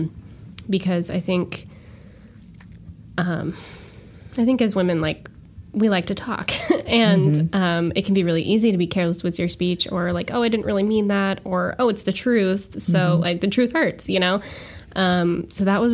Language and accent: English; Washington, United States; moved away as an adult; now in Virginia, United States; I'm from Washington State